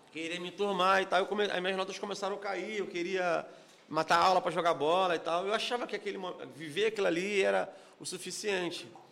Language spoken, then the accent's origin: Portuguese; Rio de Janeiro, Brazil; eu, morador de Antares, na né, época cresci em Antares